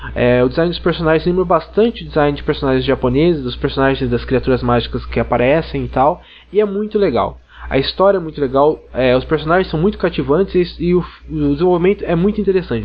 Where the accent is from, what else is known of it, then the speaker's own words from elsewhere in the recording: Ribeirão Preto, São Paulo, Brazil; sou de Ribeirão Preto, São Paulo